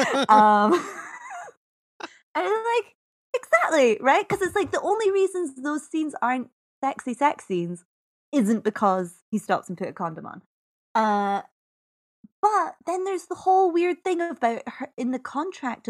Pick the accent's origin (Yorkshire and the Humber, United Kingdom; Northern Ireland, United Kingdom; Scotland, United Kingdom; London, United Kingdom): Scotland, United Kingdom; I'm Scottish, so I say out